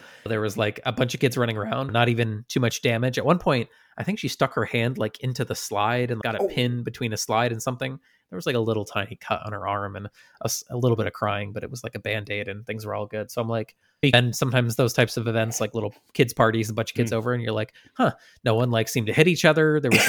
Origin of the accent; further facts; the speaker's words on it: Western Massachusetts, United States; Growing up in Western Massachusetts